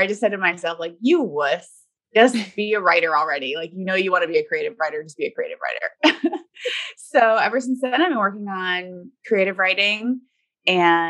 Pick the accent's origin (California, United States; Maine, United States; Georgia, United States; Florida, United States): Florida, United States; now in Seattle, United States; I grew up in Florida